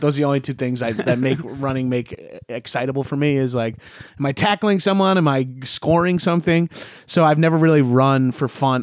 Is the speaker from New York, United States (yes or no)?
yes; Long Island, New York, United States; moved away; I wasn't allowed to join a gym in my high school. I'm from Long Island